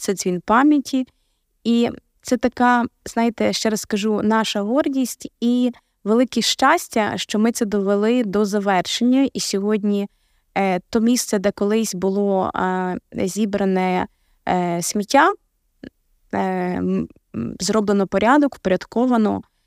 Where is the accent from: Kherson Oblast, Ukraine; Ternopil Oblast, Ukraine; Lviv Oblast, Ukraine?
Lviv Oblast, Ukraine; Я сама е, народилась у Львівській області